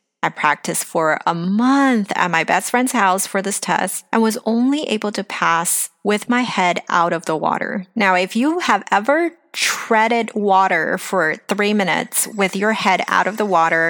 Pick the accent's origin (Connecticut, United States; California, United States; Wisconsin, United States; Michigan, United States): California, United States; Los Angeles; also born or lived in China / Asia; I was born in China, grew up in Los Angeles, and after I married my husband, who's from Taiwan, I lived in Asia for about 15 years before I returned to Los Angeles.